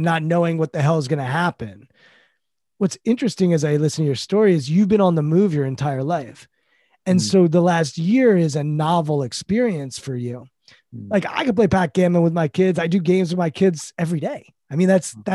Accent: United States; we're American

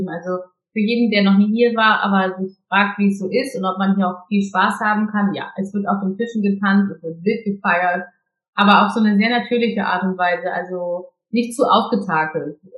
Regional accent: Hamburg, Germany; born there; ich bin ja geborene Hamburgerin

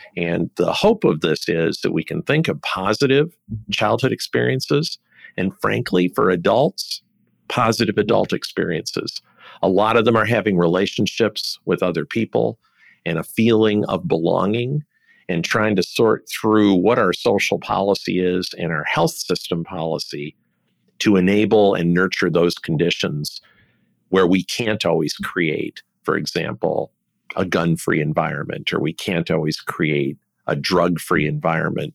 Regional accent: Detroit, Michigan, United States; I was born in Detroit

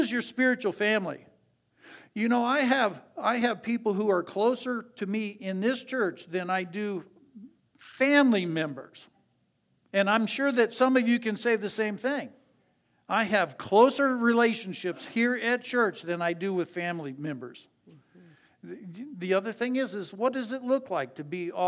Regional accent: Ann Arbor, Michigan, United States; I grew up in Ann Arbor

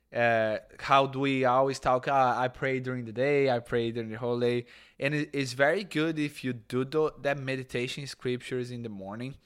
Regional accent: Brazil; moved away; Catholics and, and evangelical that we come in Brazil

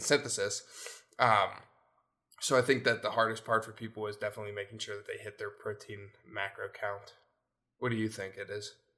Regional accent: Pennsylvania, United States; also born or lived in Virginia / North Carolina; we moved up to P A when I was, like, three or two, two or three.

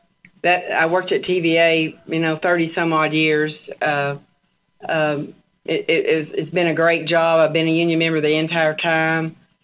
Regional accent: Chattanooga, Tennessee, United States; I'm from Chattanooga, Tennessee.

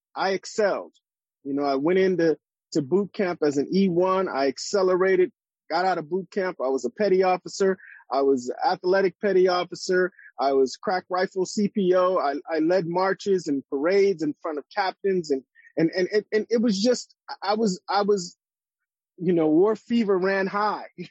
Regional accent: Los Angeles, California, United States; in the neighborhoods where I grew up in Los Angeles and South Central

